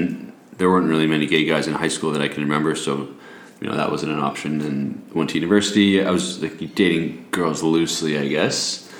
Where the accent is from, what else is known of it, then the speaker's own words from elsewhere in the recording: Toronto, Ontario, Canada; moved away as an adult; now in Sydney, Australia; I'm 29, born in Toronto, Canada, and I actually used to live in Sydney as a kid in a neighborhood called Clovelly, which is neighboring where we live now in Bronte.